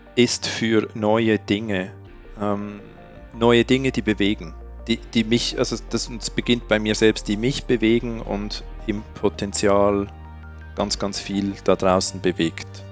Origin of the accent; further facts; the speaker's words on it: Switzerland; als Schweizer